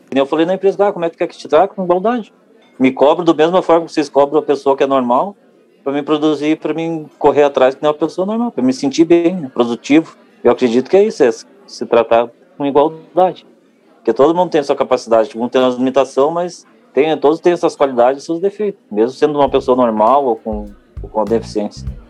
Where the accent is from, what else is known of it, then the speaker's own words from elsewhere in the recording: Cachoeirinha, Rio Grande do Sul, Brazil; sou de Cachoeirinha, uma cidade ao lado de Porto Alegre.